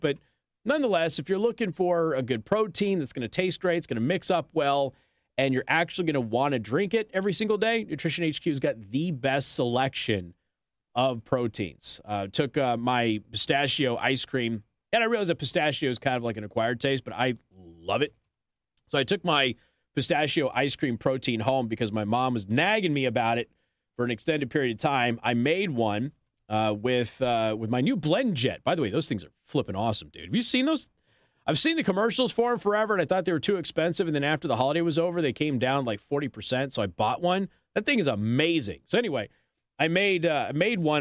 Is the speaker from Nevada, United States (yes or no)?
yes; Las Vegas, Nevada, United States; I come from Las Vegas.